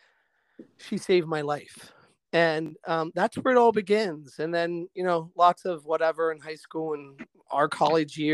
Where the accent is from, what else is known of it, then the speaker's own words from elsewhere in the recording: Altoona, Pennsylvania, United States; moved away as an adult; now in Middleburg, United States; growing up in Altoona, Pennsylvania, which was this blue-collar railroad town in the 1970s.